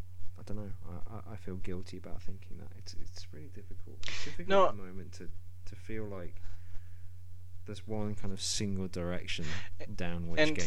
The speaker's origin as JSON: {"language": "English", "region": "England", "country": "United Kingdom", "said": "I personally, as an Englishman"}